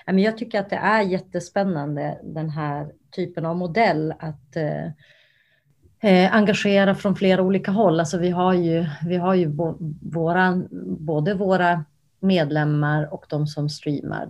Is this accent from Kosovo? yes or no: yes; Kosovo; now in Sweden; jag är ursprungligen från Kosovo